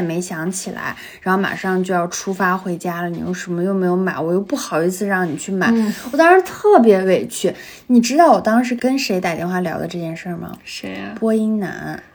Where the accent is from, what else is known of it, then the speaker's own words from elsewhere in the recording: Xinjiang, China; moved away; 我是新疆的啊